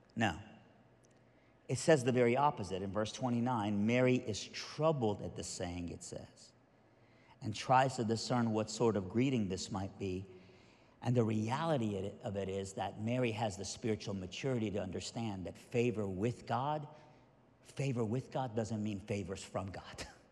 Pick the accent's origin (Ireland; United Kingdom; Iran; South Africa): Iran; moved away; I'm originally from Iran, so I'm Middle Eastern